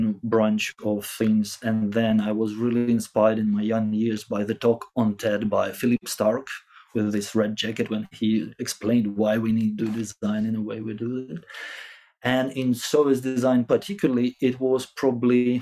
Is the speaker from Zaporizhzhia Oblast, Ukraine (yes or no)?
yes; Zaporizhzhia, Zaporizhzhia Oblast, Ukraine; I was born in Zaporizhia